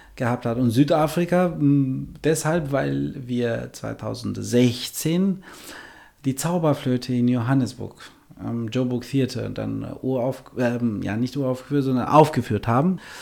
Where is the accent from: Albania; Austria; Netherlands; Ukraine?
Albania; German is a second language; moved away as an adult; also born or lived in Essen, Germany / Düsseldorf, Germany; now in Germany; Ich habe zunächst Klavier studiert in meiner Heimatland äh, Albanien und äh, dann äh, zum Studieren nach Deutschland gekommen, vor 23 Jahren